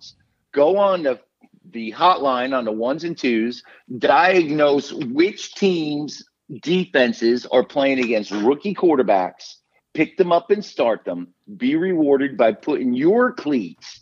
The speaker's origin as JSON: {"language": "English", "region": "Northeast", "country": "United States", "tie": "born or raised there", "moved": "yes", "said": "I was raised in the Northeast."}